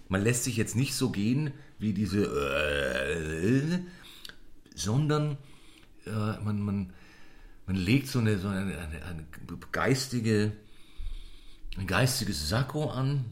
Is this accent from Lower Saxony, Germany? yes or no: no; Munich, Bavaria, Germany; als Münchner